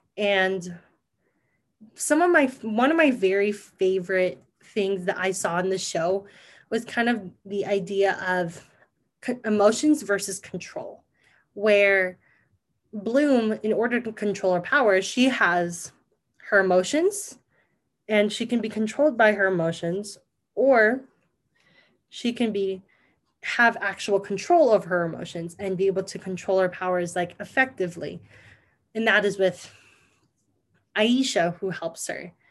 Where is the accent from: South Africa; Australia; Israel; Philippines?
Philippines; being Filipino